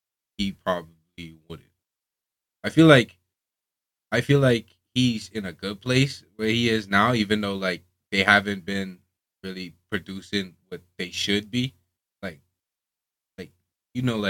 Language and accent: English; Bahamas; moved away as an adult; also born or lived in Orlando, Florida; I'm from the Bahamas